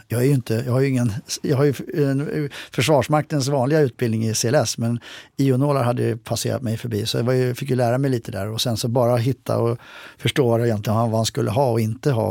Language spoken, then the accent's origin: Swedish; Sweden; jag som svensk soldat